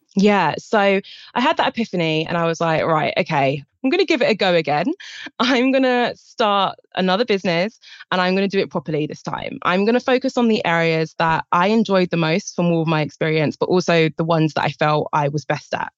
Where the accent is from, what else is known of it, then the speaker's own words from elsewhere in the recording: England, United Kingdom; accent: British; I'm from Britain, as I'm sure you can guess from my accent.